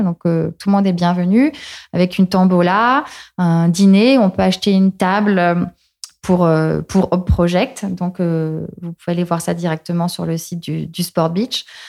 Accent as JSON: {"language": "French", "town": "Marseille", "region": "Provence-Alpes-Côte d'Azur", "country": "France", "also_born_or_lived": "Paris", "moved": "as an adult", "said": "rentrer chez moi à Marseille après avoir passé cinq années"}